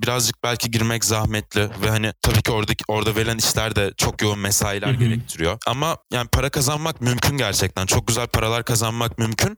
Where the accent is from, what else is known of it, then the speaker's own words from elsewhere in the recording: Eskişehir, Turkey; Eskişehir'de 1999 yılında doğdum. Çocukluğumdan beri burada yaşıyorum.